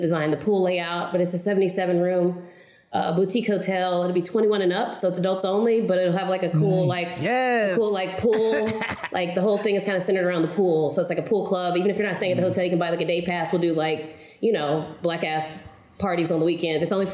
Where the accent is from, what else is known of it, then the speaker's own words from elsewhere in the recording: Oklahoma City, Oklahoma, United States; I'm from Oklahoma City, born and raised. I've never moved away.